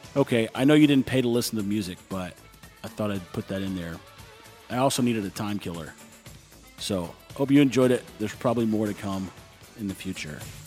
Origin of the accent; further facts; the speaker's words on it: Texas, United States; moved away as an adult; now in Nicaragua; I grew up in Texas